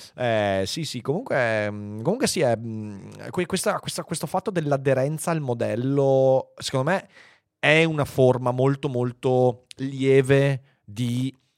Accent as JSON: {"language": "Italian", "region": "Veneto", "country": "Italy", "accent": "Venetian", "said": "la mia cadenza veneta"}